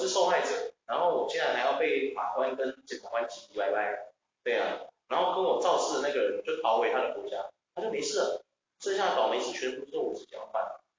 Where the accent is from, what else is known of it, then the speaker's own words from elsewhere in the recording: Taiwan; 我觉得这只是我们这些人，我们台湾人民都要好好想想的问题。